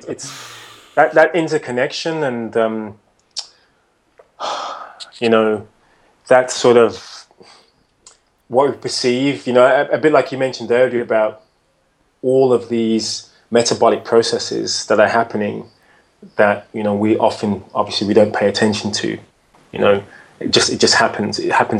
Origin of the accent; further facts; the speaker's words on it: United Kingdom; as a British guy.